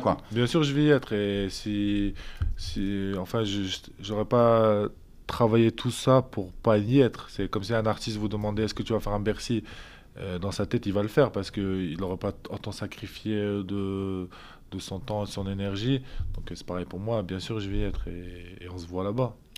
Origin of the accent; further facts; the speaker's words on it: Lille, Hauts-de-France, France; je suis de Lille